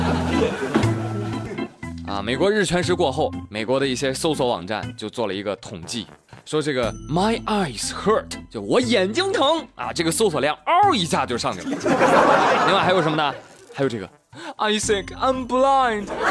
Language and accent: Chinese; China; 我们中国人